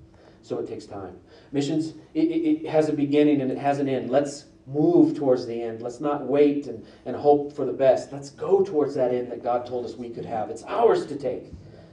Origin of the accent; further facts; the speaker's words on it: Nigeria; also born or lived in Liberia / Niger / Togo; I was born in Liberia, raised in Nigeria, Niger, and went to school in Togo, and finished my degree in Springfield.